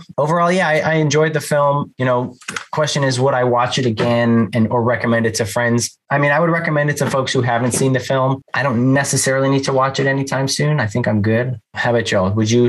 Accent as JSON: {"language": "English", "area": "the Valley", "region": "California", "country": "United States", "said": "As a Valley guy"}